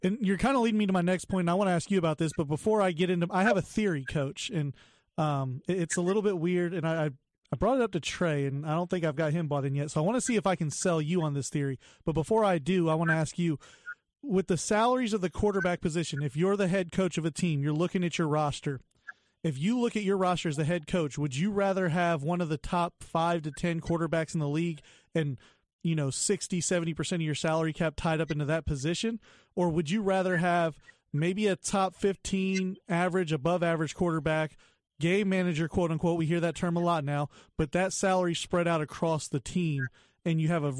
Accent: Cleveland, Ohio, United States; I'm from Cleveland.

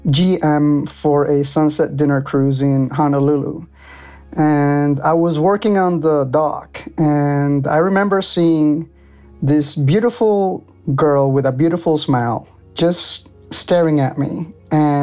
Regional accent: Buenos Aires, Argentina; moved away; I was born in Buenos Aires

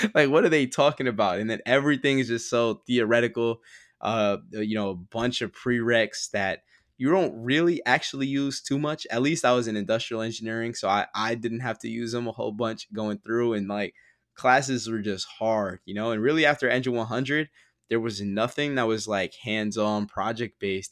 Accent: Teaneck, New Jersey, United States; now in Brooklyn, United States; I grew up in Teaneck, um, and Teaneck is mad diverse

